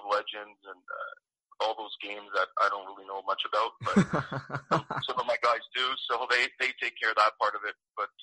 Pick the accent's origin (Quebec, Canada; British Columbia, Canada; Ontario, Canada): Quebec, Canada; Montreal; I'm from Montreal, so we're kind of bred to hate the Leafs and the Bruins